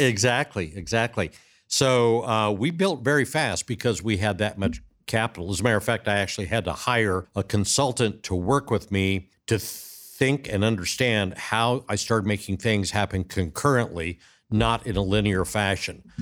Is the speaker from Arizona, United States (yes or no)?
yes; Arizona, United States; moved away as an adult; also born or lived in Orange County, California; Born and raised in the Southwest